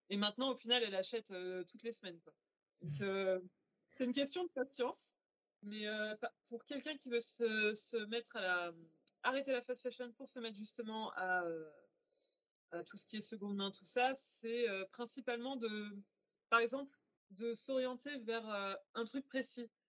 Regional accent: Angers, Pays de la Loire, France; moved away as an adult; now in Lille, France; je viens à la base d'Angers, et d'ailleurs dans une région anciennement très textile, et j'ai bougé sur l'île il y a 3-4 ans.

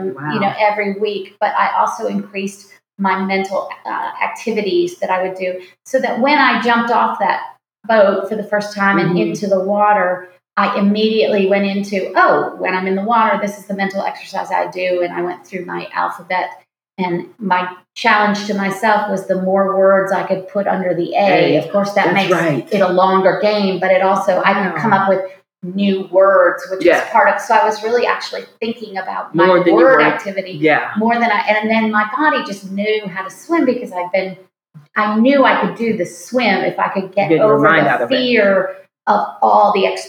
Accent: Seattle, Washington, United States; moved away; I grew up in Seattle, so I'm a water gal

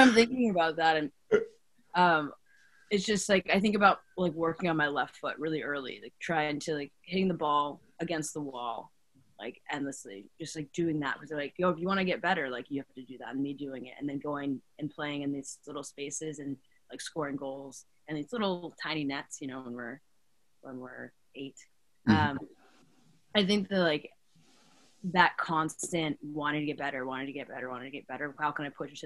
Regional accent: New York City, New York, United States; I'm from New York

